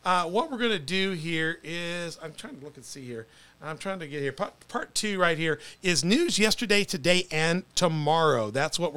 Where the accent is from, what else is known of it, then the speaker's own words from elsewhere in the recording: Herrin, Illinois, United States; The Independent, which is my hometown paper in Heron.